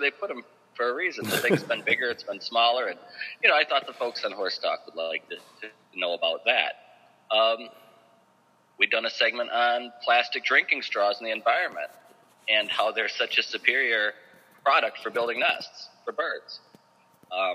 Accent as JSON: {"language": "English", "town": "Aurora", "region": "Illinois", "country": "United States", "tie": "born or raised there", "moved": "as an adult", "said": "I'm from Aurora"}